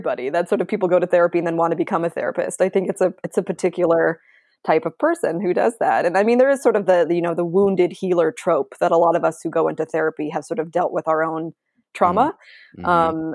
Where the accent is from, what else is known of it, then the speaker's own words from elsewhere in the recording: San Francisco Bay Area, California, United States; I'm from the Bay Area